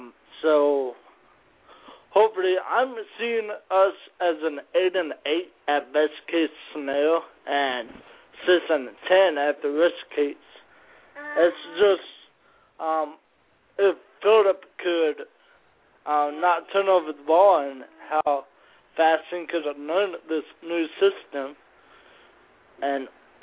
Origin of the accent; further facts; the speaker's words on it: San Luis Obispo, California, United States; now in Oregon, United States; I was born in California. I was born in San Luis Obispo, and I grew up.